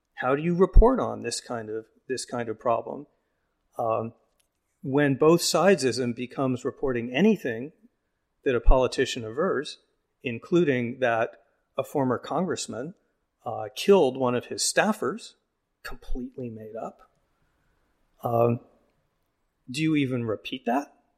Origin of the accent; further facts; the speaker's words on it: Phoenix, Arizona, United States; moved away; I'm from Phoenix